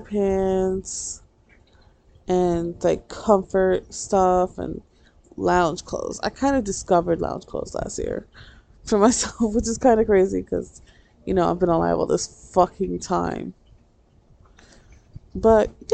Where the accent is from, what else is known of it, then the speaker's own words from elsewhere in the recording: New York, United States; I'm from New York